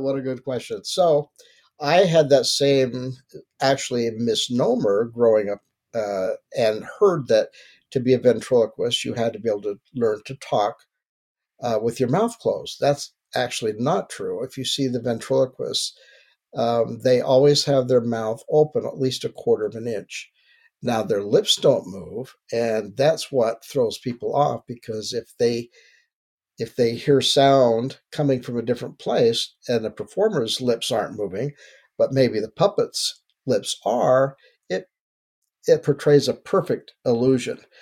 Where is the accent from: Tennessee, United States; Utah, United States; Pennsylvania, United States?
Utah, United States; Salt Lake City; I was born in Salt Lake City, and I had three sisters: two older, one younger